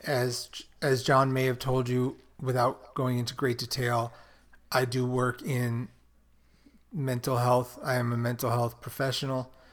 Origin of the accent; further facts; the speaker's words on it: New York City, New York, United States; growing up in Brooklyn, there was Fulton Mall